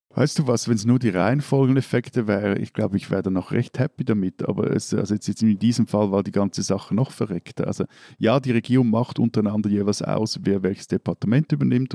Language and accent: German; Switzerland; als Schweizer